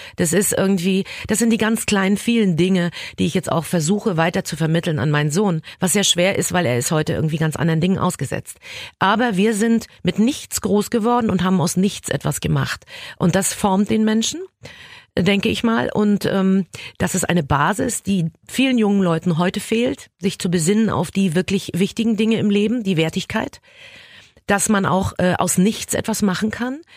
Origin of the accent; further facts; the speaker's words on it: Berlin, Germany; ich verlasse jetzt mein Heimatland und meine Heimatstadt